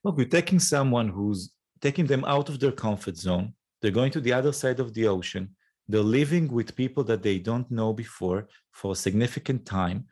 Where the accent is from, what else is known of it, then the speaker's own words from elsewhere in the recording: north of Israel, Israel; accent: Israeli; English is a second language; I was born and raised in the north of Israel